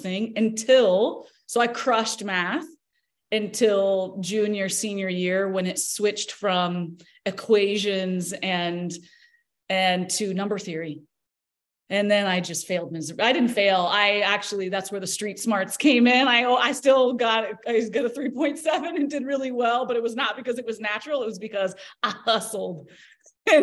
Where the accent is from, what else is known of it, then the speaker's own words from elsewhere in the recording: Tulsa, Oklahoma, United States; I was born in Tulsa, Oklahoma